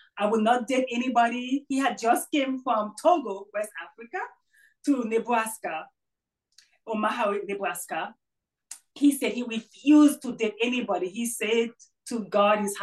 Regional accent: Haiti; moved away; I was raised in Haiti, born and raised in Haiti, strong Catholic religious background.

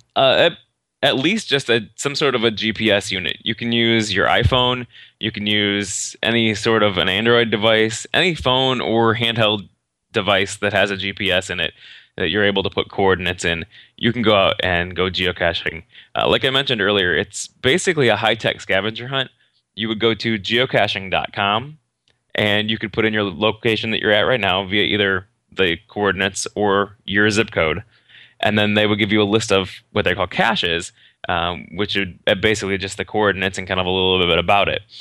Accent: Northern Indiana, United States; Northern Indiana, actually

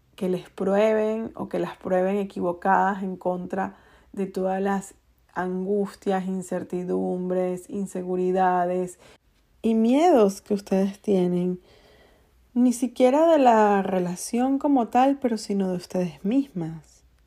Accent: Venezuela; En Venezuela le decimos el Día de los Enamorados el Día del Amor y la Amistad

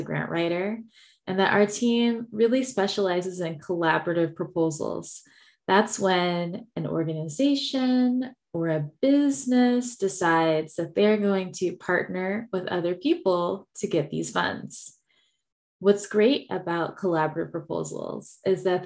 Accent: Texas, United States; I am from Texas, so you will hear y'all

